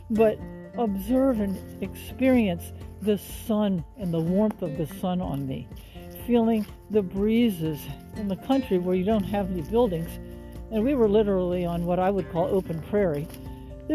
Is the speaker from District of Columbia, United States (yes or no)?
yes; Washington, District of Columbia, United States; moved away; also born or lived in Texas; I was born and raised in Washington, D.C.